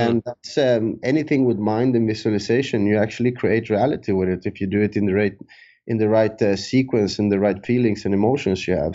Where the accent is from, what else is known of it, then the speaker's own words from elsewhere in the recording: Sweden; moved away as an adult; also born or lived in San Andrés, Colombia; now in Thailand; I moved to Sweden when I was three years old